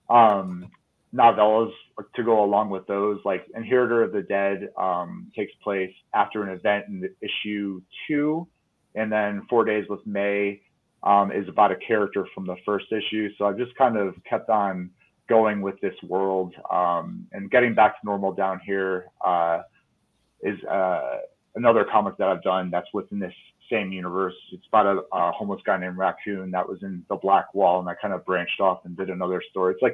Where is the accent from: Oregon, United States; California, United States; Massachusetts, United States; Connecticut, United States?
Connecticut, United States; now in Reno, United States; I'm actually an East Coaster. I'm originally from Connecticut, but kind of moved around a bunch.